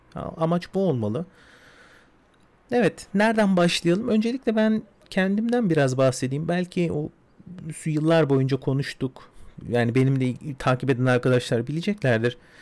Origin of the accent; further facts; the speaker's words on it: Istanbul, Turkey; İstanbul'da doğdum, büyüdüm